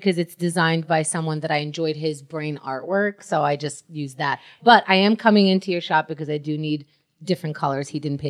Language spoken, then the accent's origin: English; New York City, New York, United States; But I grew up in Queens